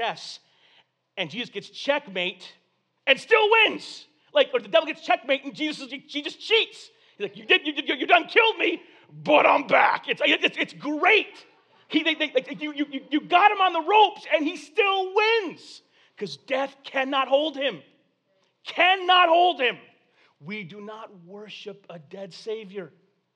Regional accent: Corpus Christi, Texas, United States; I was born in Corpus Christi, Texas

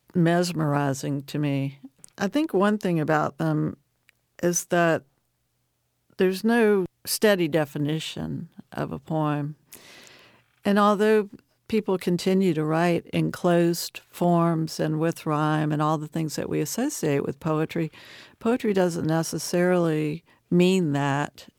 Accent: Dublin, Virginia, United States; also born or lived in Appalachian Mountains; It's one of my hometowns. Dublin, Virginia

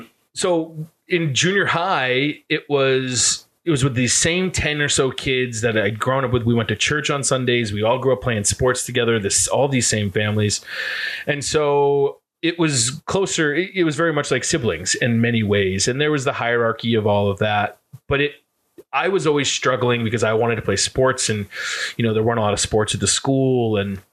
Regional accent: Fairfield, Maine, United States; But yeah, so I grew up in Central Maine.

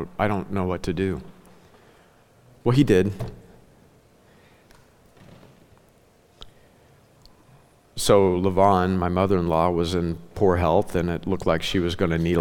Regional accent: Ozark Mountains, the Ozarks, United States; moved away; I grew up in the Ozark Mountains, okay? I'm a legit hillbilly. That's how I was raised.

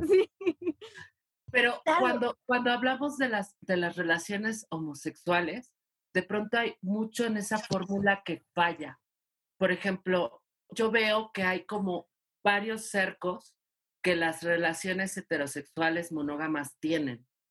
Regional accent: Mexico City, Mexico; soy de Ciudad de México

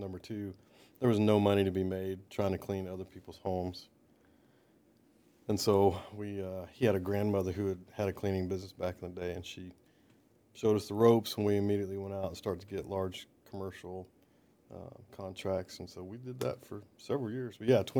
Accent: Baton Rouge, Louisiana, United States; born there; also born or lived in Dallas, United States / Perry, United States; So I was born in Baton Rouge, Louisiana.

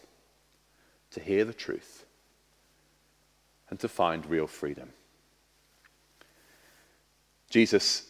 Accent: Harlow, East of England, United Kingdom; moved away; I was born in Harlow in Essex.

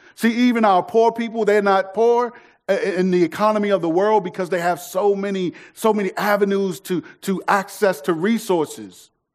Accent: United States; if we get a passport, our citizenship will say that we're from the United States of America

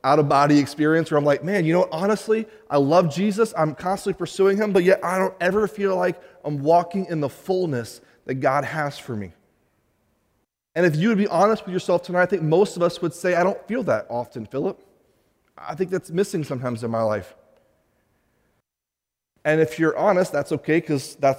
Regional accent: United States; as an American

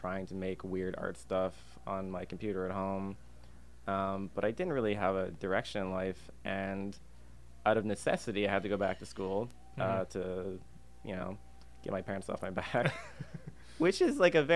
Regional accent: Calgary, Alberta, Canada; moved away as an adult; also born or lived in Singapore / Indonesia / Malaysia; now in Vancouver, Canada; I was born in Singapore, and in my youth I lived in Indonesia and Malaysia on Borneo for a couple of years. But primarily I'm actually from Alberta. I spent about 27 years living in Calgary

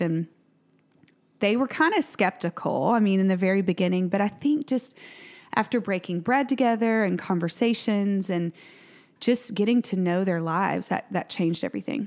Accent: Tyler, Texas, United States; now in Waco, United States; which is my hometown. I'm originally from Tyler

